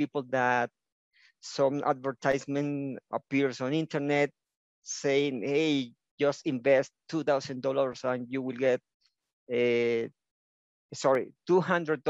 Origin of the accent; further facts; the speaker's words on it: Venezuela; first language Spanish; English is a second language; now in Ecuador; I was born in Venezuela, now living in Ecuador